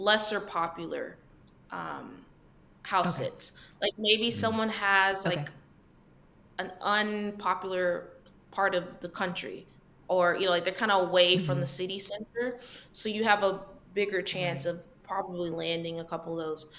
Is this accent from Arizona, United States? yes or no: no; Texas, United States; I'm from Texas